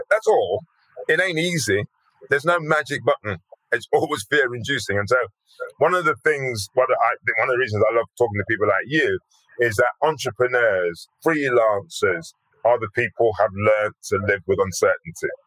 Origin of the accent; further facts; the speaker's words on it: Birmingham, West Midlands, United Kingdom; accent: Brummie; being brought up in Birmingham, I knew that if I didn't do something about my accent going around like a Brummie, that would sort of be that would get in, in, in the way. So I deliberately, deliberately changed my accent.